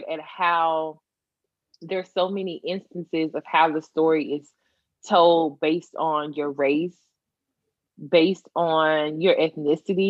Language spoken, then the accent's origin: English; Tennessee, United States; I'm from Tennessee